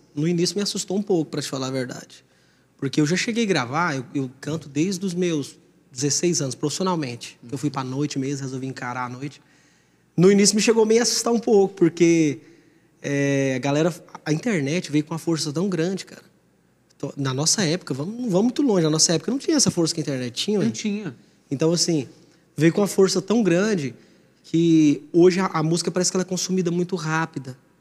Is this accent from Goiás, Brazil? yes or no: yes; Jataí, Goiás, Brazil; lá na minha cidade, em Jataí